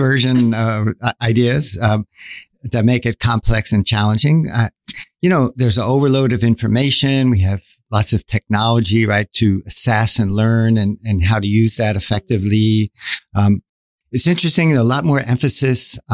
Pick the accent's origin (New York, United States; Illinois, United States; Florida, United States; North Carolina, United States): New York, United States; moved away as an adult; now in Singapore; I'm originally from New York